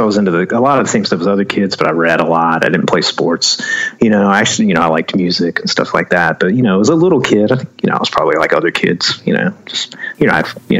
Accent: Charlotte, North Carolina, United States; Yeah, I was born and raised in Charlotte, actually. I mean, my parents are from Taiwan, but they, you know, went to college here and everything. So I was born and raised in Charlotte.

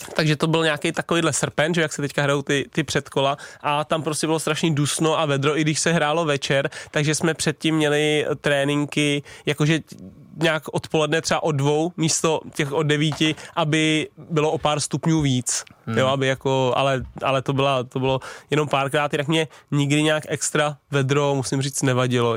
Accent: Tuchlovice, Central Bohemian Region, Czechia; u nás v Tuchlovicích

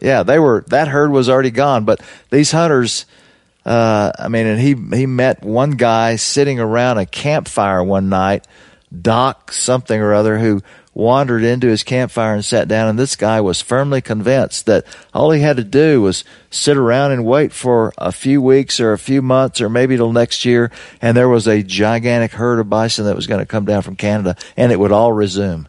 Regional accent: Louisiana, United States; I come from Louisiana, where my grandfather and my father and my brother were all

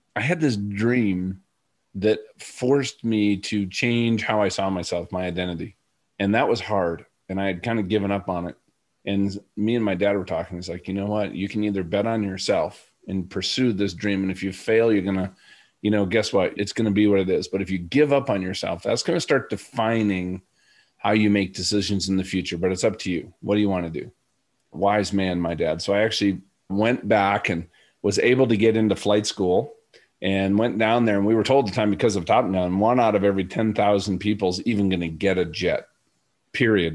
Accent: Minnesota, United States; I'm from Minnesota

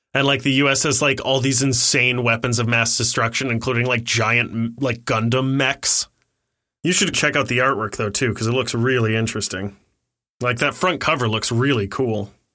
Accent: Ohio, United States; I was born in Ohio

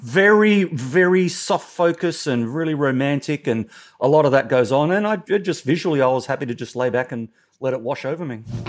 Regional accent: Australia; as an Australian

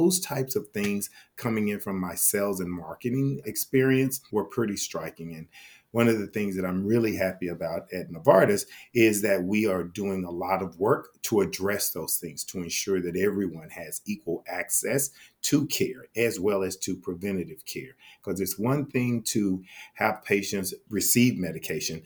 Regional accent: Fort Worth, Texas, United States; the zip code where I grew up in Fort Worth, Texas

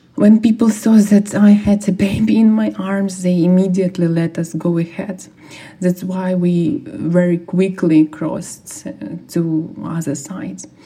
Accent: Irpin, Kyiv Oblast, Ukraine; I'm from Irpin.

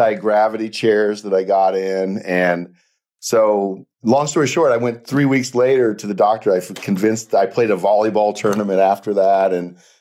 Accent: South Dakota, United States; moved away; I was born in South Dakota

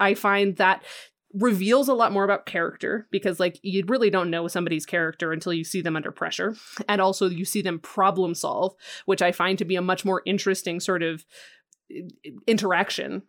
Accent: Western Colorado, United States; I grew up in Western Colorado. Like I'm right next to Utah

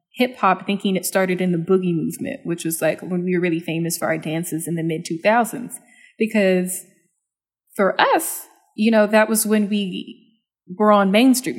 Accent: Dallas, Texas, United States; I'm from Dallas

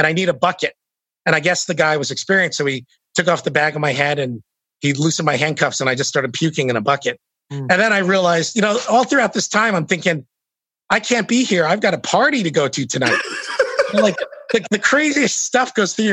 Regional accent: United States; I'm from the States

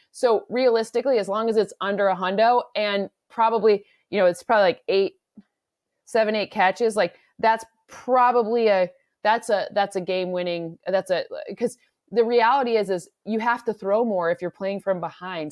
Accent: Michigan, United States; I'm from the Midwest, now I'm from Michigan, not Minnesota

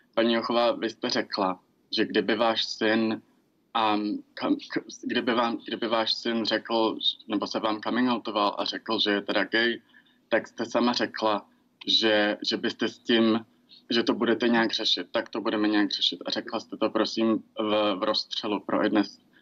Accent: Czechia; těžkým dětstvím v Česku

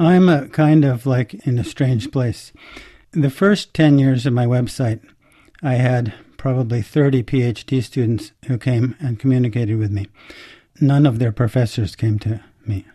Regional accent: United States; I'm an American

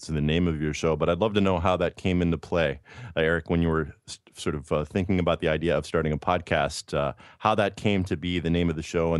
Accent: Midwest, United States; I grew up in the Midwest as well.

